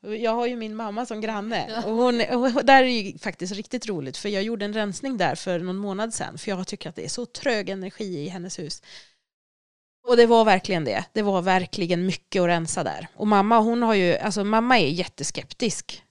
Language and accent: Swedish; Dalarna County, Sweden; moved away; Jag kommer från Dalarna så jag har tagit med mig sten från mitt hem